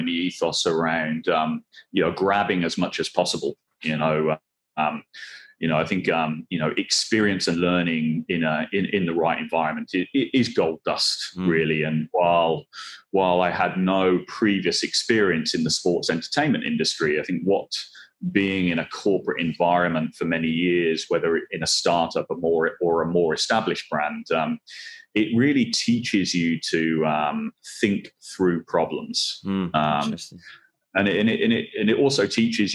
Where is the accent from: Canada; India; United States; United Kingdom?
United Kingdom; Swansea, Wales; Swansea, which is my hometown.